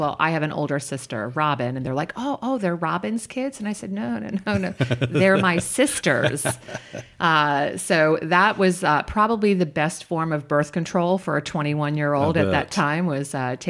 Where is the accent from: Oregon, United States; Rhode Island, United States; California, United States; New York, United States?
New York, United States; Palenville; I was born in the city, but you know, grew up along the Hudson River. So, you know, I'm from a little small town called Palinville. Okay. I went to school in Catskill.